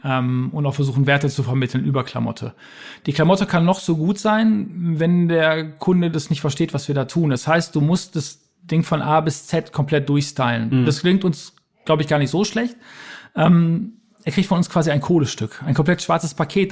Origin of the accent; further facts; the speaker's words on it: Ruhr area, North Rhine-Westphalia, Germany; die Geschichte meiner Heimat und so die Geschichte ähm, dieser Region